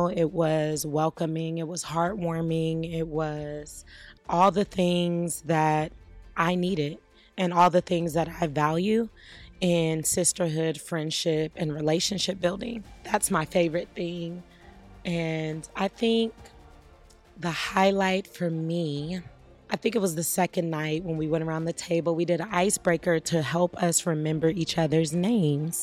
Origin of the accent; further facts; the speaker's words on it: Los Angeles, California, United States; I am from Los Angeles, California